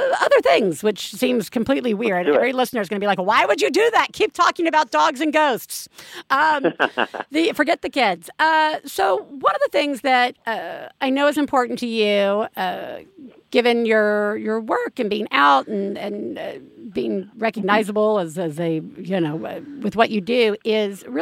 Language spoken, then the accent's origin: English; Deep South, United States; as a Southerner myself, as a deep buckle Southerner of the belt